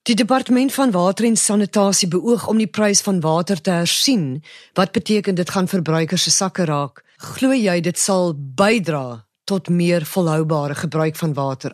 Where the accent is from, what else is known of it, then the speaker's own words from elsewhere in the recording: South Africa; Ons as Suid-Afrikaners